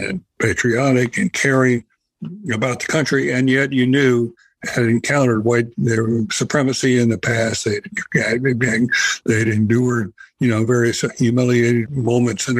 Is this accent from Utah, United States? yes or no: no; North Carolina, United States; it was back in my home state of North Carolina. I grew up in the South